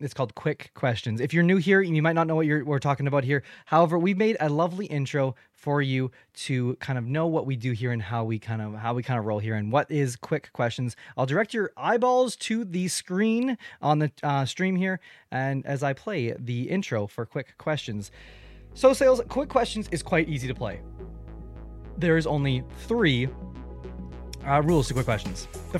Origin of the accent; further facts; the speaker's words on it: Canada; welcome to my channel. I am a Canadian podcaster